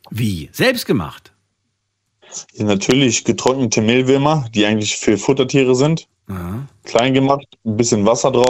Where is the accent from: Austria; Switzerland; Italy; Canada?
Canada; Du als Deutscher isst keine Leber. Ich als Kanadier würde Leber gerne essen.